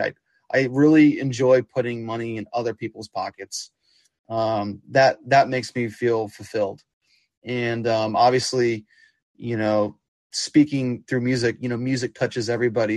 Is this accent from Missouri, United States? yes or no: yes; Kansas City, Missouri, United States; growing up in Kansas City